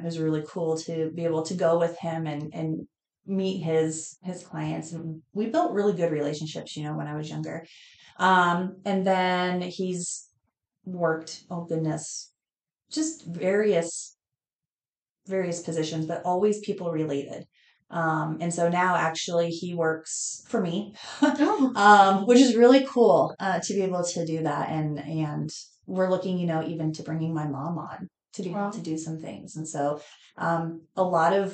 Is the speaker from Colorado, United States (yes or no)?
yes; Estes Park, Colorado, United States; moved away as an adult; now in York, United States; When I turned 6 months, my parents moved to Estes Park, Colorado. Mm-hmm. And I grew up there, graduated from there